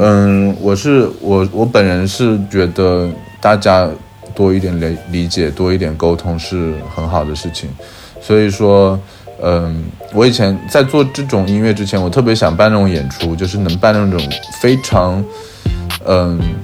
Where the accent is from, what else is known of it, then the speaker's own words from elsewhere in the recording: Changsha, Hunan, China; now in Shanghai, China; 像我故乡长沙